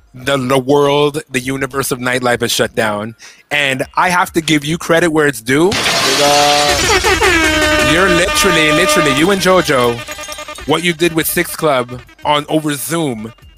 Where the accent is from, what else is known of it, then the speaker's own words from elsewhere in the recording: London, United Kingdom; I'm a Londoner, kinda.